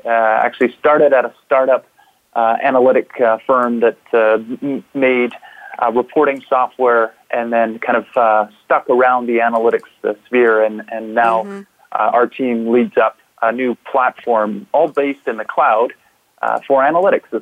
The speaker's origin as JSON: {"language": "English", "town": "Vancouver", "region": "British Columbia", "country": "Canada", "tie": "born or raised there", "said": "I am talking to you today from the beautiful offices at SAP Vancouver, uh, born and raised in Vancouver."}